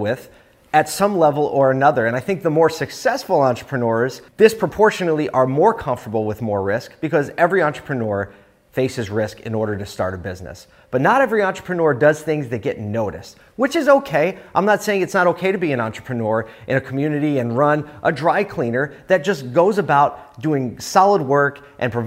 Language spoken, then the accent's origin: English; Philadelphia, Pennsylvania, United States; my hometown of Philly